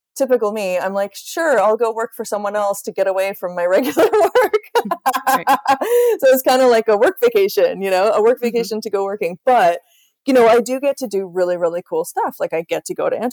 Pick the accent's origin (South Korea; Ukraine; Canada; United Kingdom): Canada; now in Sweden; I live in the middle of the Swedish countryside, which is kind of random because I'm Canadian